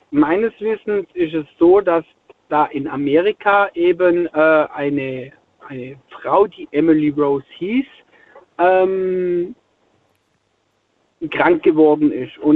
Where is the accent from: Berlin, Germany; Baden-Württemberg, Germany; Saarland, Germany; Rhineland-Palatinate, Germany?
Baden-Württemberg, Germany; Spaichingen; Äh, Speichingen, das ist bei